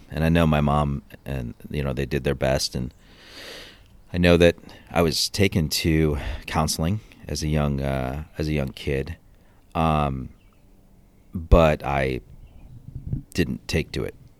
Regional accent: Cleveland, Ohio, United States; I was born in Cleveland, Ohio, um, back in nineteen seventy-five.

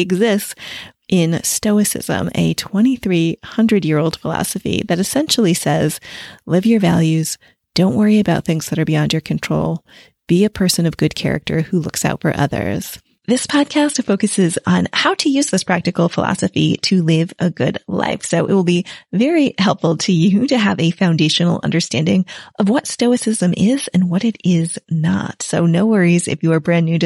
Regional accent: United States; moved away as an adult; also born or lived in Italy; now in England, United Kingdom; an American in England

